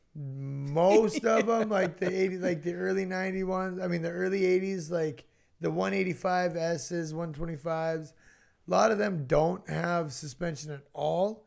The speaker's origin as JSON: {"language": "English", "town": "Roseau", "region": "Minnesota", "country": "United States", "tie": "born or raised there", "said": "I grew up in Roseau"}